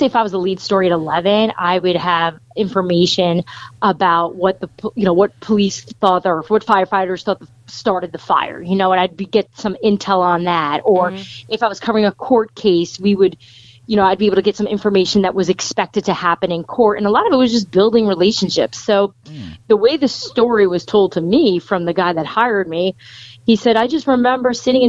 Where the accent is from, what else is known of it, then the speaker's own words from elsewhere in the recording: United States; stories that affected my area and the town I grew up in and outside New York City and even in New York City.